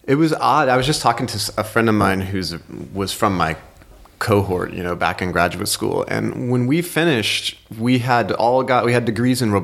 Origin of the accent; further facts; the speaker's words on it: Oklahoma, United States; moved away as an adult; also born or lived in Pittsburgh; I grew up in Oklahoma, Cherokee citizen, grew up within the boundaries of the Cherokee Nation